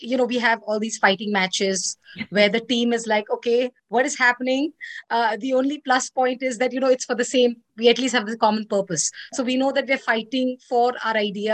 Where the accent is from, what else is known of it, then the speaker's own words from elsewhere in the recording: India; I'm Indian